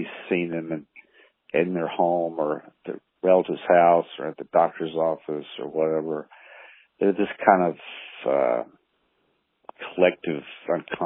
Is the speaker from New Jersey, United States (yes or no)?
no; Chattanooga, Tennessee, United States; moved away as an adult; also born or lived in New York / Nashville; growing up in Chattanooga, Tennessee